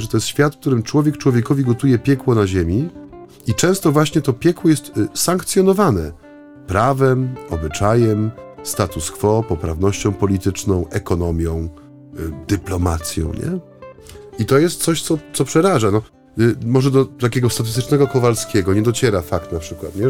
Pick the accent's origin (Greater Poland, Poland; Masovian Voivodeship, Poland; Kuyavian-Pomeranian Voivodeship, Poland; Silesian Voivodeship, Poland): Silesian Voivodeship, Poland; Bytom; za tego industrialnego horyzontu u nas w Bytomiu